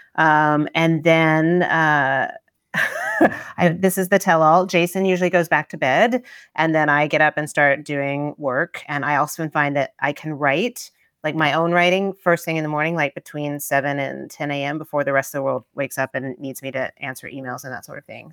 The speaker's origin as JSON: {"language": "English", "region": "Tennessee", "country": "United States", "tie": "born or raised there", "moved": "yes", "said": "when I was growing up in Tennessee"}